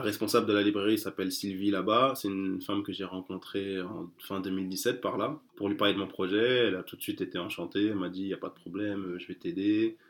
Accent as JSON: {"language": "French", "country": "France", "tie": "born or raised there", "said": "je suis né en France, euh, mes parents ne sont, sont, pas nés en France, moi je suis né en France"}